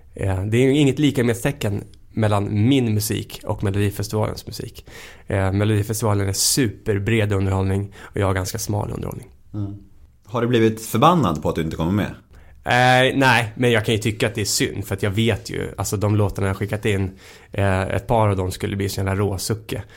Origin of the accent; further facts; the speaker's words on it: Hemmesta, Stockholm County, Sweden; moved away as an adult; also born or lived in Hammarby; Jag växte upp då ute i Hemmestad